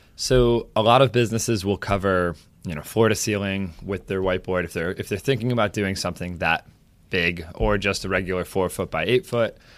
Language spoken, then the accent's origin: English; Saratoga Springs, New York, United States; also born or lived in Boston; I grew up in Saratoga. I've lived here most of my entire life, other than California for a few months and uh, Boston for college